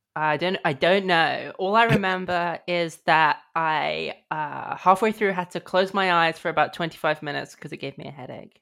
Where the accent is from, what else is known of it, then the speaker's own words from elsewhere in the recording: United Kingdom; I'm British